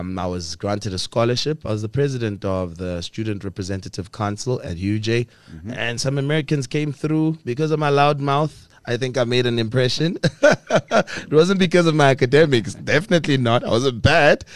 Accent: Pretoria, Gauteng, South Africa; I was born and bred in the capital city of South Africa, Tshwane, Pretoria.

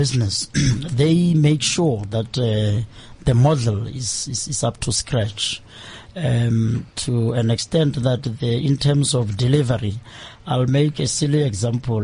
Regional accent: Free State, South Africa; I hail from the Free State province, which is the heart of South Africa

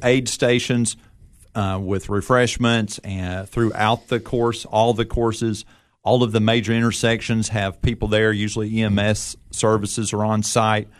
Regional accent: Nashville, Tennessee, United States; I grew up in Nashville

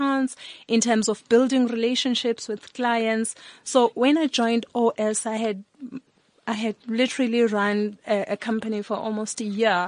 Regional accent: Sebokeng, Gauteng, South Africa; also born or lived in Eastern Cape; I was born in the Eastern Cape. Grew up at the Val Triangle in the township called Sebokeng

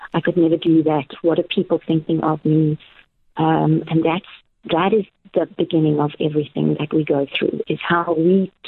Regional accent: Cape Town, Western Cape, South Africa; also born or lived in Natal / Barrydale; now in George, South Africa; I'm from many places. I was born in Natal. I went to high school in Cape Town. I spent a lot of my life traveling to places like America and Tanzania. Spent a long time in Barrydale in the Little Karoo, and now I'm in George.

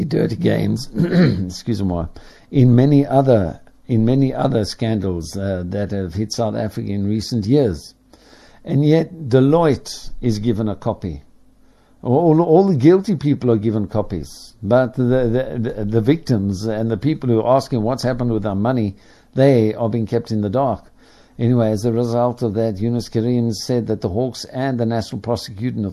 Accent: Ireland; as an Irishman

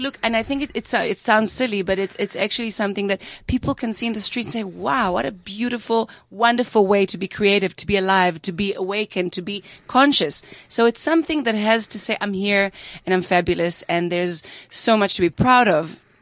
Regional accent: Tel Aviv, Tel Aviv District, Israel; moved away; also born or lived in Amsterdam; I was raised in Tel Aviv

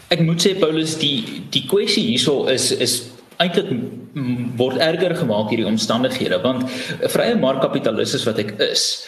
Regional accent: South Africa; As Suid-Afrikaners

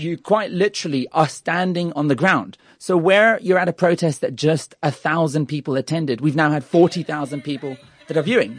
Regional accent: Australia; also born or lived in United Kingdom; now in South Africa; I was born in the U K and I was raised in Australia and, and I choose to be here

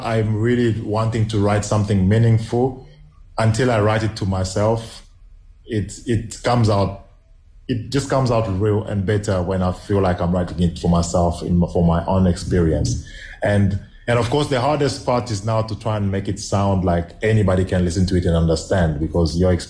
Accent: DR Congo; first language Swahili; English is a second language; Okay, so Yote is in Kiswahili. I'm Swahili speaking from South Congo.

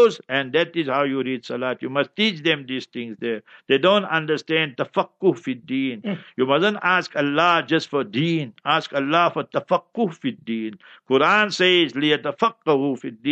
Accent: South Africa; I didn't come from here nearby, I'm from South Africa

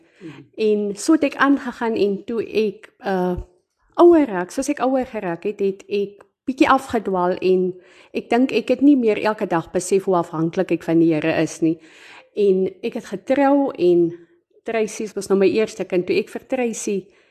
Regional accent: South Africa; moved away as an adult; now in Springbok, South Africa; ek is oorspronklik van Pernalis, maar ek bly die afgelope paar jaar hier in Springbok

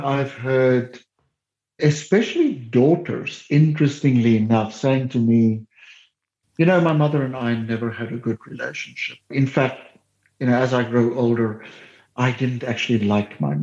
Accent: Heidelberg, Western Cape, South Africa; they moved to Heidelberg, where I grew up in the Cape

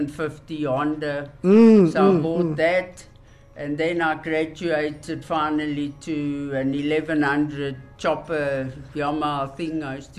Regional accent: Driehoek, South Africa; Driehoek, my hometown.

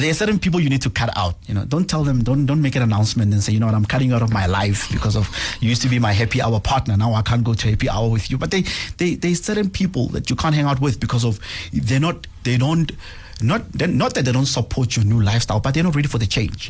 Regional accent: Pretoria, Gauteng, South Africa; I'm from Mamelodi, uh, township east of Pretoria, born and bred there

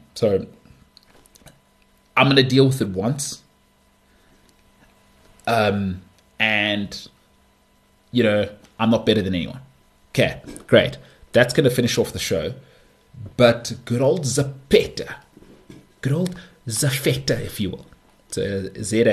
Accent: Johannesburg, Gauteng, South Africa; I grew up in Bryanston, Danefern, and Houghton. Those are the three places I lived as a child

